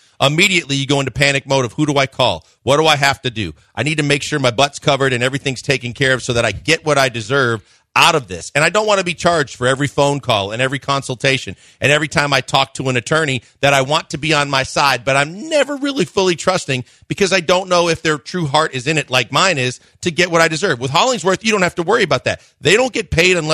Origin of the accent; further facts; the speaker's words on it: Midwest, United States; now in Houston, United States; growing up in the Midwest